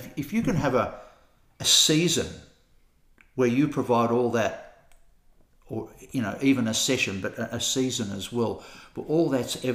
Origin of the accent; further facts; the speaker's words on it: Australia; now in Christchurch, New Zealand; I'm an Australian. I live in Christchurch.